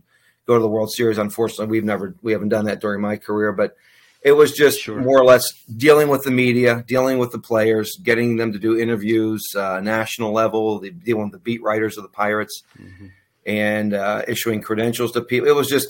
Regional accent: Pittsburgh, Pennsylvania, United States; I've been growing up in Pittsburgh area.

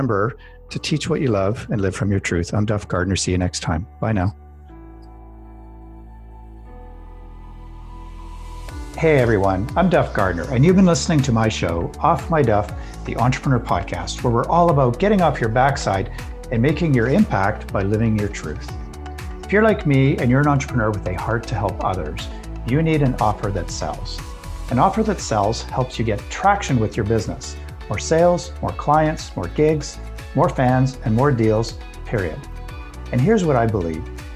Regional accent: Canada; I'm Canadian

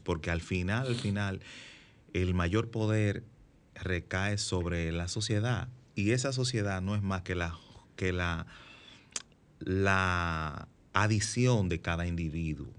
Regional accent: Santiago de los Caballeros, Santiago, Dominican Republic; yo vivo en Santiago, yo soy de Santiago

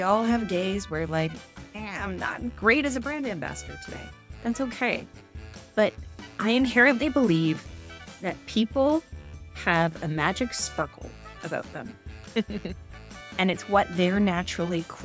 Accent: Canada; I'm Canadian

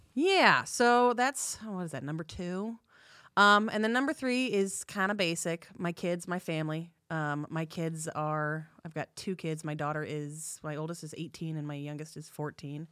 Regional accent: Bay Area, California, United States; moved away; I'm from California. I'm originally from the Bay Area.

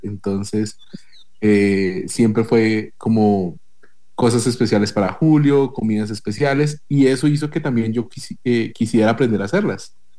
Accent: Bogotá, Colombia; also born or lived in Tolima; now in Costa Rica; yo soy de Bogotá, o sea, yo nací en Bogotá, pero mi familia es más de, eh, digamos, de la del centro norte del país, que es de la región del Tolima

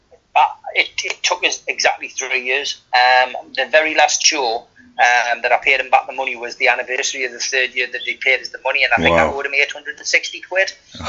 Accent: South Shields, North East England, United Kingdom; born there; my hometown on the South Shields. Although I never lived there, I was born there.

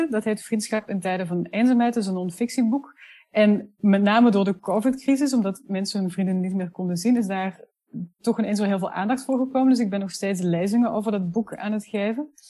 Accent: Netherlands; accent: Flemish; now in Brussels, Belgium; ben uh, Nederlandse, maar dat hoor je niet zo heel goed meer, want ik woon al tien jaar in Brussel en ik heb een behoorlijk Vlaams accent gekregen.

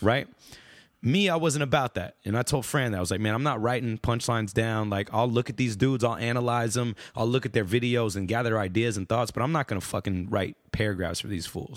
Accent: Austin, Texas, United States; I was born and raised in Austin, Texas.

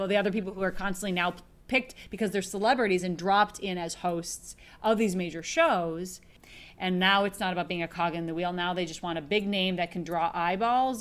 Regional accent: Minneapolis, Minnesota, United States; born or raised there; now in Los Angeles, United States

